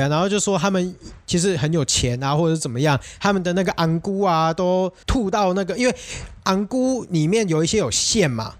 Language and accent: Chinese; Tainan, Taiwan; 我们台南习俗